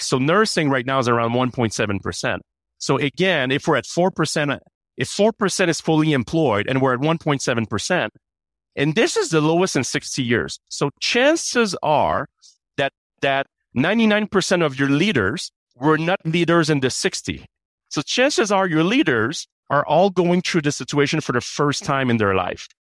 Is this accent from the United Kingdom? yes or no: no; Canada; now in United States; I have an accent. I'm Canadian.